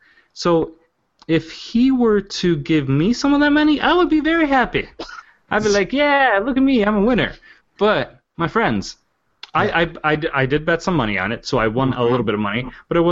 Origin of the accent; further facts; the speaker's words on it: France; moved away; I was born in France